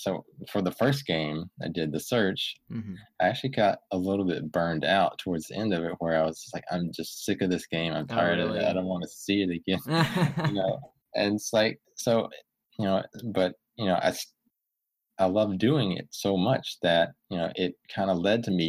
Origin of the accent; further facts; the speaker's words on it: Alabama, United States; moved away as an adult; also born or lived in California; I'm originally from Alabama, and, you know, moved out to California, you know, for a first job